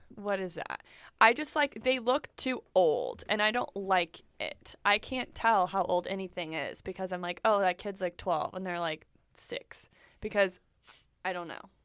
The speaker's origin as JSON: {"language": "English", "region": "Texas", "country": "United States", "said": "in Texas, we do have legit rodeos."}